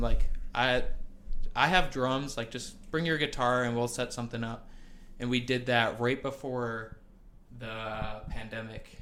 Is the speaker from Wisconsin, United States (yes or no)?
yes; Milwaukee, Wisconsin, United States; I'm from like the south side of Milwaukee, closer towards the airport